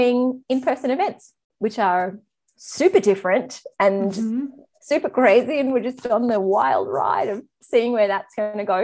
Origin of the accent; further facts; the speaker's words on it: Australia; I'm Australian.